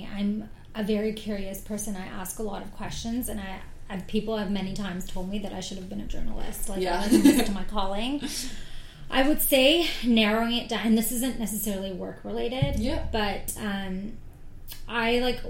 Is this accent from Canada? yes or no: no; Oman; other than home, which is in the Middle East. I'm from Oman.